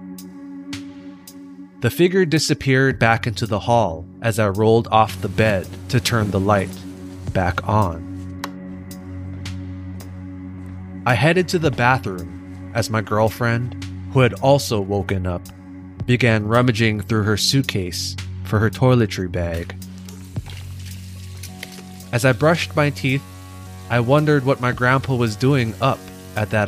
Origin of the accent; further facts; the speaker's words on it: Hawaii, United States; Growing up in Hawaii, I was surrounded by obake, ghost stories, and the supernatural legends discussed in my Hawaiian history classes